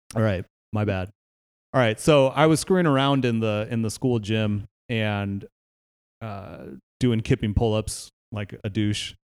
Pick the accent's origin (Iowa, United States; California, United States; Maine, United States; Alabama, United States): California, United States; Palo Alto; I grew up in Palo Alto, California